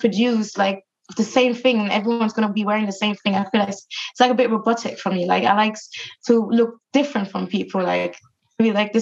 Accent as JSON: {"language": "English", "country": "Germany", "moved": "yes", "lives_now": "London, United Kingdom", "said": "I come from Germany and I come from from the countryside, and it was just full of like nature"}